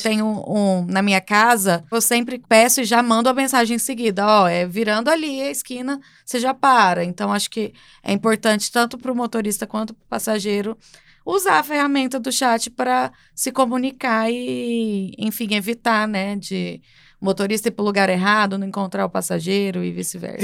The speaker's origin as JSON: {"language": "Portuguese", "region": "Goiás", "country": "Brazil", "said": "Eu sou de Goiás"}